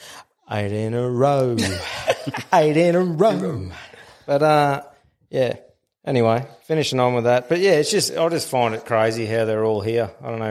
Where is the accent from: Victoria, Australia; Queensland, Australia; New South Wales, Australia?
Queensland, Australia; it was a bit of a rough year as a Queenslander.